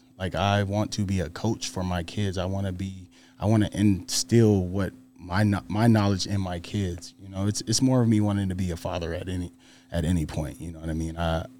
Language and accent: English; Fresno, California, United States; Fresno, California.